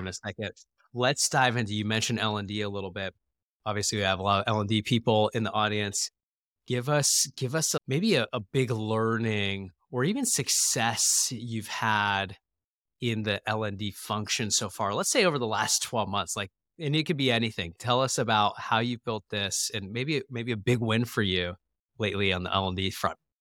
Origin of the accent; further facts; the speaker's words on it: Phoenix, Arizona, United States; moved away; my hometown where I grew up